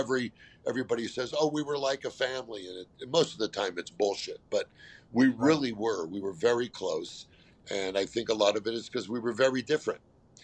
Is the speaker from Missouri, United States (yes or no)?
no; California, United States; I grew up in California